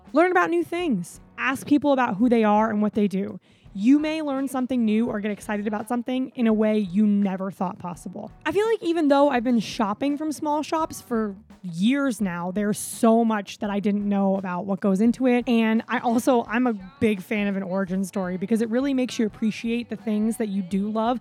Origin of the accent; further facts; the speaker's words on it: Florida, United States; I'm from Florida